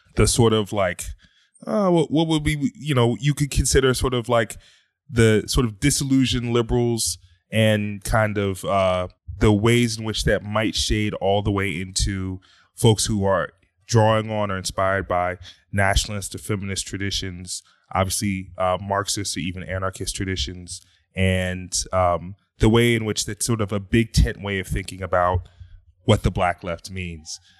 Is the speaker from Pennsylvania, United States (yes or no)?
yes; Philadelphia, Pennsylvania, United States; I'm originally from Philadelphia